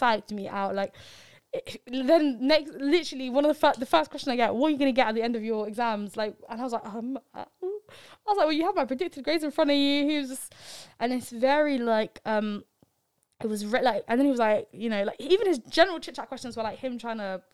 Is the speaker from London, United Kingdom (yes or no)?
yes; London, United Kingdom; I'm from London.